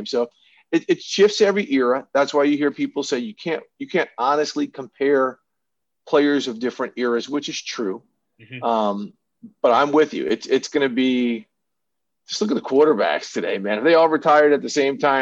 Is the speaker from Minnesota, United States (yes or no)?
yes; Minneapolis, Minnesota, United States; I grew up in Minneapolis, Minnesota